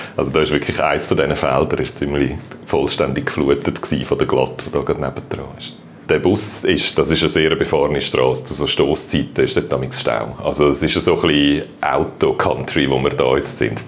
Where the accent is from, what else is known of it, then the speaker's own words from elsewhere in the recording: Wetzikon, Zurich, Switzerland; moved away as an adult; now in Fehraltorf, Switzerland; Ich bin in Wetzigen aufgewachsen, wo noch ein bisschen weiter da im Zürcher Oberland ist